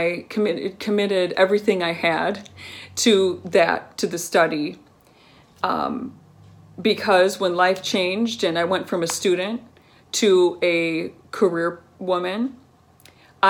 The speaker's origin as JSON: {"language": "English", "region": "Colorado", "country": "United States", "tie": "born or raised there", "said": "growing up in Colorado, my family was part"}